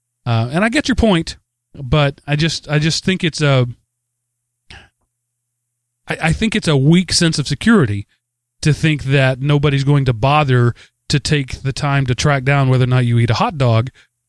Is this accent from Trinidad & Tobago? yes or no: no; Denmark; I come from Denmark.